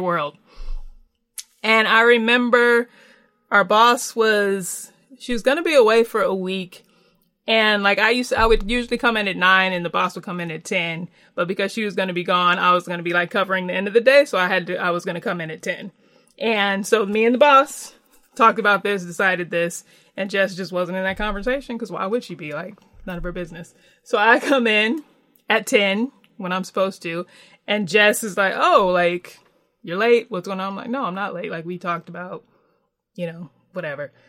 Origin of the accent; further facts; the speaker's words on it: California, United States; I was born in California, but born for New York. So, grew up in California